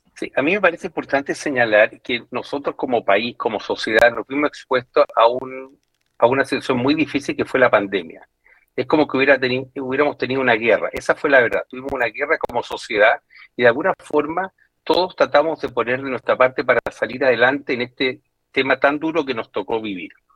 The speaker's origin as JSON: {"language": "Spanish", "country": "Chile", "said": "todos nosotros como chilenos"}